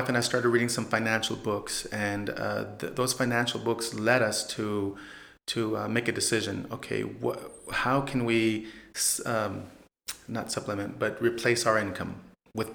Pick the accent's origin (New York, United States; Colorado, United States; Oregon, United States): Oregon, United States; moved away as an adult; now in San Antonio, United States; Well, I'm originally from Oregon